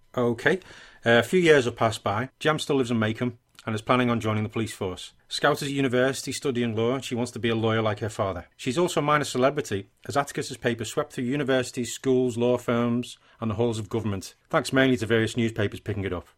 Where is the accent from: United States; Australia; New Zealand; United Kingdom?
United Kingdom; England; I'm English